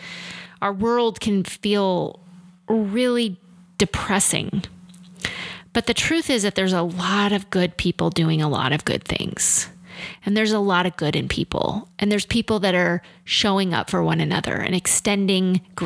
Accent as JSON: {"language": "English", "region": "Midwest", "country": "United States", "tie": "born or raised there", "said": "I grew up in the middle of the Midwest. I'm a country girl at heart"}